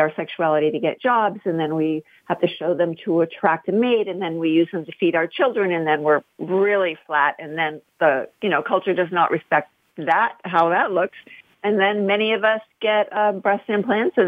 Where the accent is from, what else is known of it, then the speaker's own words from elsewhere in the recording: Ohio, United States; an entitled white middle-class woman growing up in Midwestern Ohio